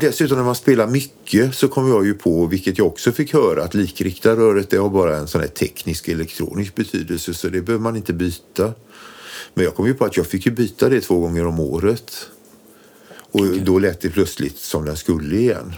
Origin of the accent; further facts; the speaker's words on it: Borås, Västra Götaland, Sweden; Vi är från Borås från början